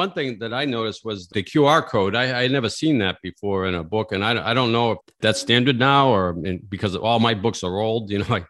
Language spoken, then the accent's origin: English; Saugus, Massachusetts, United States; I'm from Saugus and Lynn Woods. That's 10 miles north of Boston, where I grew up.